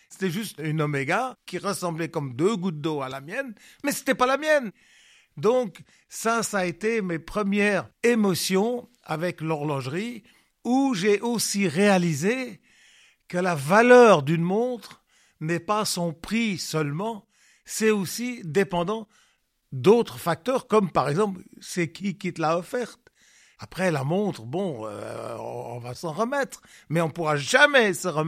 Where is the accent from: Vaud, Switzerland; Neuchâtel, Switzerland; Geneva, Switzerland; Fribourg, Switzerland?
Vaud, Switzerland; Lausanne; J'étais un citadin je venais de Lausanne.